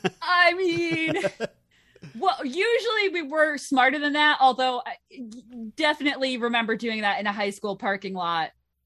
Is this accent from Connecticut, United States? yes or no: yes; Southern Connecticut, United States; I am from Southern Connecticut, where the Post Road is the main drag through town